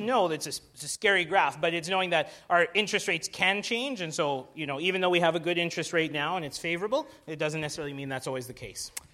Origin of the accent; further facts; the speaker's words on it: Alberta, Canada; now in Vancouver, Canada; I'm from Alberta